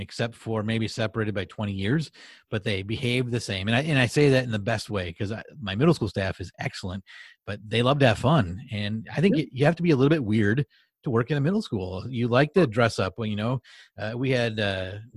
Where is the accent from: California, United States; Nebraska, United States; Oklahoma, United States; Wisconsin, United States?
Wisconsin, United States; I'm from Wisconsin